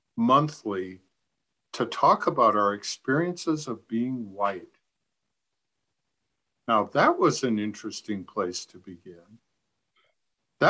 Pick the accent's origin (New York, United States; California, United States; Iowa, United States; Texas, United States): Iowa, United States; I grew up in Iowa.